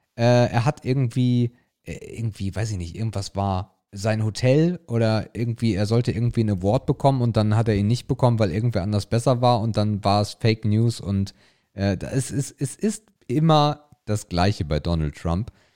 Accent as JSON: {"language": "German", "country": "Germany", "said": "bei uns in Deutschland"}